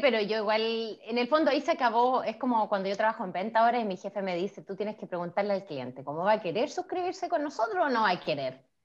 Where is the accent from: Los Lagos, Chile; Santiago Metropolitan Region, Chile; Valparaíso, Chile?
Valparaíso, Chile; Nogales; moved away as an adult; now in Canada; Pues yo soy de Valparaíso también, yo soy de Nogales